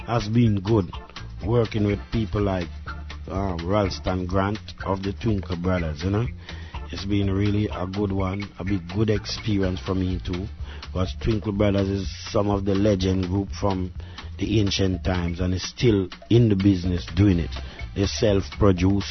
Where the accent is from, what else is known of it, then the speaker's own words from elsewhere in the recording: Trinidad & Tobago; I was born in the Caribbean, to be exact, in the island of Trinidad, in the 50s.